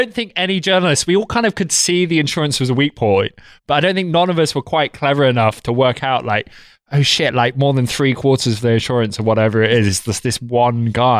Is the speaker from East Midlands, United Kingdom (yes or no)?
yes; Derby, East Midlands, United Kingdom; So yeah, not a southerner. I'm from